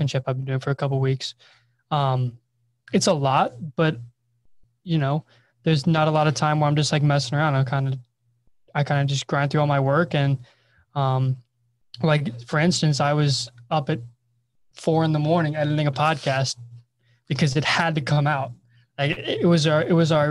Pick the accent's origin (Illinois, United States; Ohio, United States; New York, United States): Ohio, United States; moved away as an adult; now in Erie, United States; I'm from Ohio, so usually our spring isn't terrible